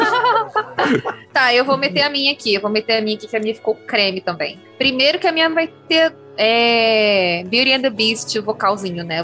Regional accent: Brazil

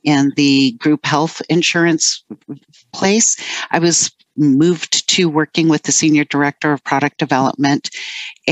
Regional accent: East Bay, San Francisco Bay Area, California, United States; also born or lived in Burbank, California / New Jersey; we moved to New Jersey for 4 years when I was still pretty young. And then we landed in the East Bay of the San Francisco Bay Area, which is what I call home

